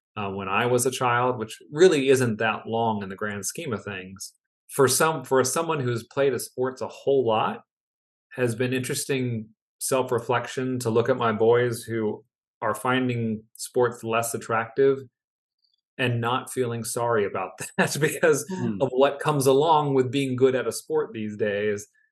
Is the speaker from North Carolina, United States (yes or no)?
no; near Baltimore, Maryland, United States; I grew up near Baltimore